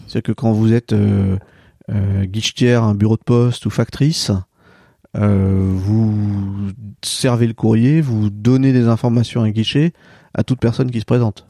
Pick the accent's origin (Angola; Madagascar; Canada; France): France; near Châteauneuf-en-Thymerais, Centre-Val de Loire; moved away; also born or lived in Dreux; je suis né à Dreux, j'ai grandi à quelques kilomètres d'ici, euh, près de châteauneuf fortimeray